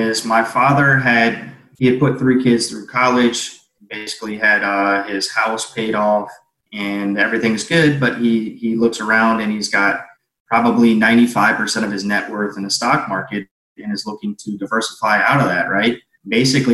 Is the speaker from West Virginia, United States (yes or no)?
no; New Orleans, Louisiana, United States; moved away as an adult; now in Cabo San Lucas, Mexico; I'm from New Orleans